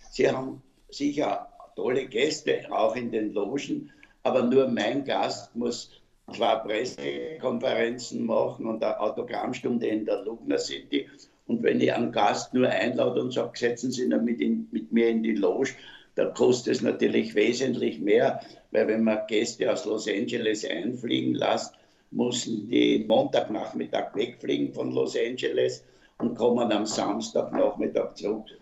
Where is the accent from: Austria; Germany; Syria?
Austria; Vienna; ich, mache Werbung für meine Heimatstadt Wien und ich bin ein überzeugter Wiener. Meine Eltern sind Wiener